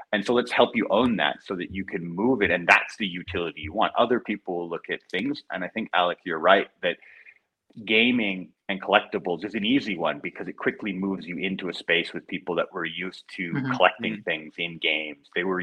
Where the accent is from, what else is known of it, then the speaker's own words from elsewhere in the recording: Canada; moved away as an adult; I'm Canadian